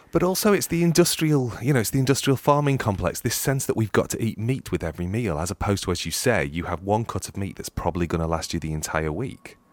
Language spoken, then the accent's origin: English; United Kingdom; being British